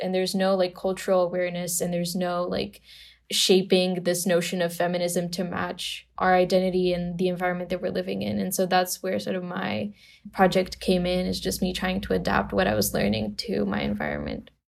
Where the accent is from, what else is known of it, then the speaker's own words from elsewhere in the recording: Romania; also born or lived in Bucharest; I grew up in Romania in a very normal Romanian family